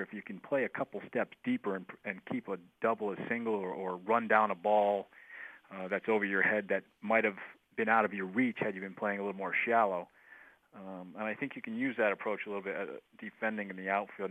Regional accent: Northeast, United States; moved away; I grew up in the Northeast.

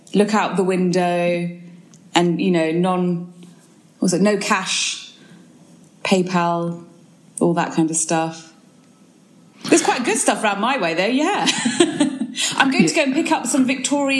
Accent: Tunbridge Wells, South East England, United Kingdom; I was born and bred in Tunbridge Wells

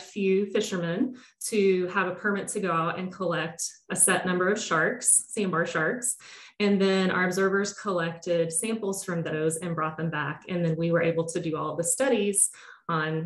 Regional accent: near Tallahassee, Big Bend region of Florida, United States; now in Rhode Island, United States; I grew up in the Big Bend region of Florida, so sort of near Tallahassee in North Florida

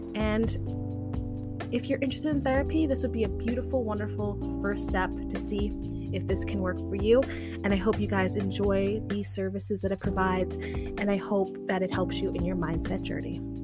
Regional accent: Long Island, New York, United States; moved away; I grew up and born and raised on Long Island

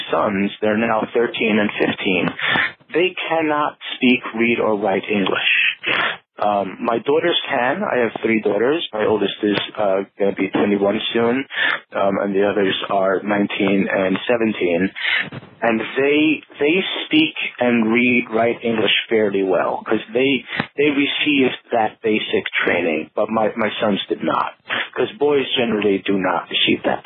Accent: New York City, New York, United States; also born or lived in New Square, New York; I grew up in Borough Park, which is in Brooklyn

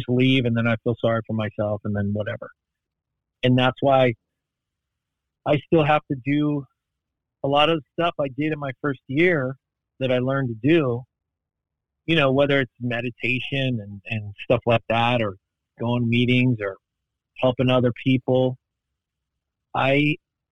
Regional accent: Los Angeles, California, United States; I grew up in Hollywood

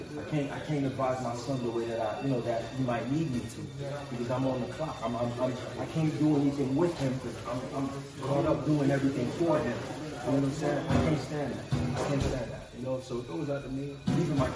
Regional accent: Haiti; now in Florida, United States; I grew up in Haiti

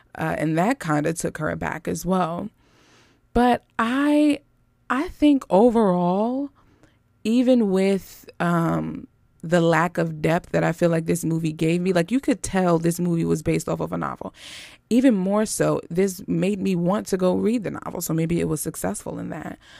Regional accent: Philadelphia, Pennsylvania, United States; West Philadelphia is where I was born and raised

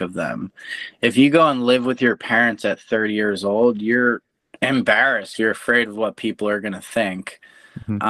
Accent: East Coast, United States; moved away; I'm originally from the East Coast, so we're super fast paced

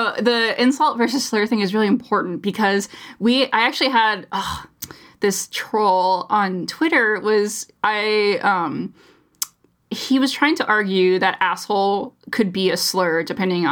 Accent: United States; as an American through and through

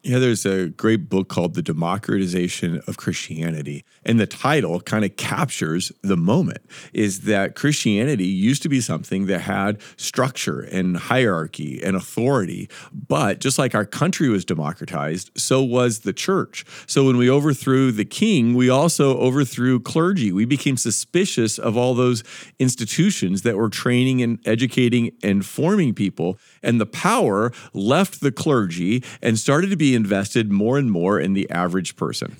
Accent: United States; we're American

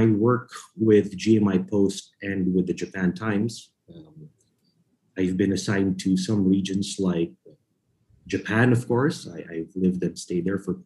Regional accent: Philippines; moved away as an adult; also born or lived in New York City; I was born and raised in the Philippines.

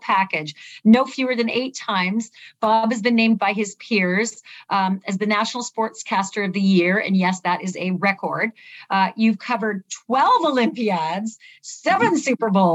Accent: Winnipeg, Manitoba, Canada; now in New York, United States; I sort of feel like New York is my adopted hometown, but born and raised in Winnipeg

